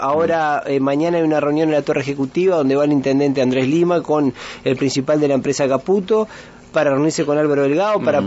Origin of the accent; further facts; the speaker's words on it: Uruguay; nosotros como uruguayos